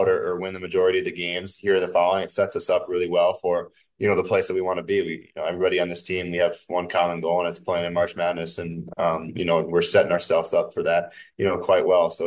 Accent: Minnesota, United States; playing here in my home state

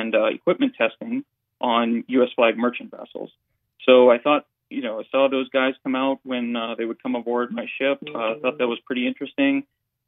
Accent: Fargo, North Dakota, United States; also born or lived in Kings Point, New York; now in Washington, D.C., United States; I grew up in Fargo

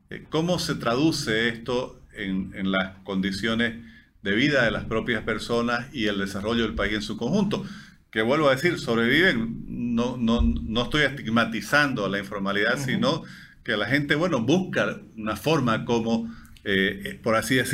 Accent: Bolivia; somos bolivianos

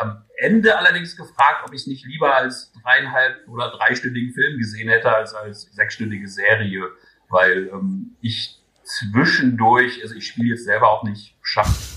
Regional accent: Göttingen, Lower Saxony, Germany; in meiner Heimatstadt

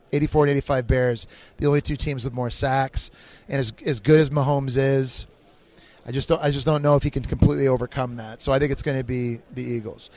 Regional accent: Canada; we're both Canadian

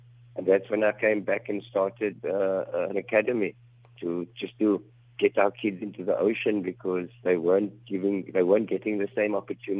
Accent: Cape Town, Western Cape, South Africa; I was born in Grassy Park in the Lotus River area

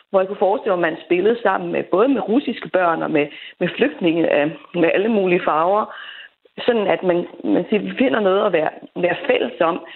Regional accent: Greenland; now in Denmark; jeg kender lidt til det øh, som marginaliseret grønlænder

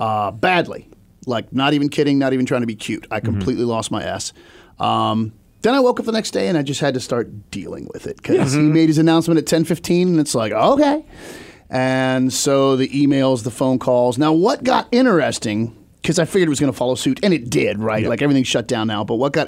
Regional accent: Seattle, Washington, United States; I'm from Seattle.

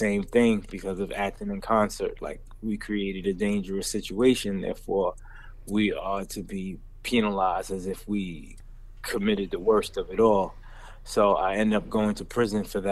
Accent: New York, United States; I grew up in New York during the height of the crack era, in the 80s and 90s

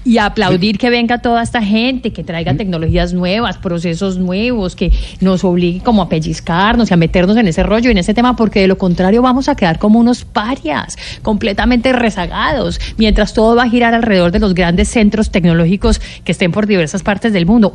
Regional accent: Colombia; como colombianos

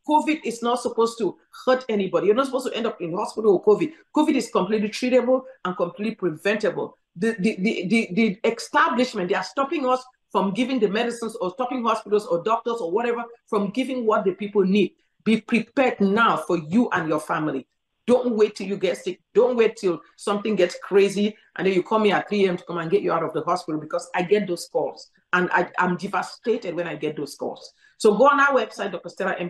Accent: Cameroon; moved away; I grew up in Cameroon where malaria was endemic

